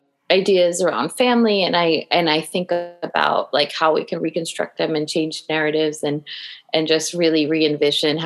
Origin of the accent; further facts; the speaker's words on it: Long Island, New York, United States; me growing up on Long Island